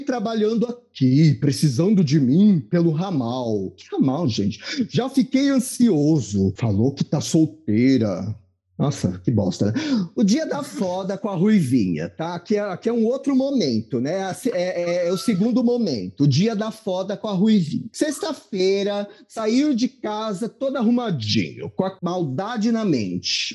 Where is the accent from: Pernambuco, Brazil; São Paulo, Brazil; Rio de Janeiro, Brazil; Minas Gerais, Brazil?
São Paulo, Brazil; Mauá; eu sou de Mauá